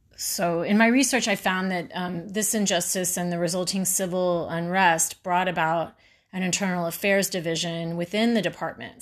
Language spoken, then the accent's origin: English; Houston, Texas, United States; I grew up in Houston